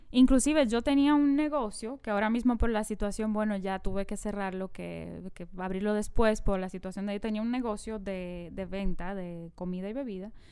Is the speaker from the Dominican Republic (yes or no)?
yes; San Pedro de Macorís, Dominican Republic; En San Pedro de Macorís, yo que me crié en San Pedro